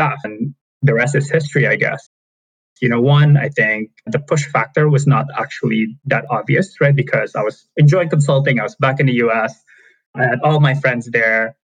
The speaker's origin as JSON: {"language": "English", "region": "Jakarta", "country": "Indonesia", "tie": "born or raised there", "moved": "as an adult", "lives_now": "United States", "said": "I was born and raised in Jakarta, Indonesia"}